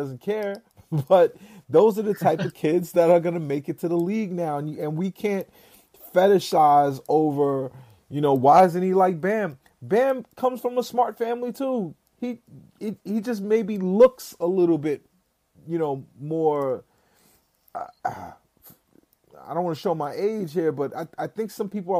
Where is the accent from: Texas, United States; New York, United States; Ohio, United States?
New York, United States; New York City; I'm from Brooklyn.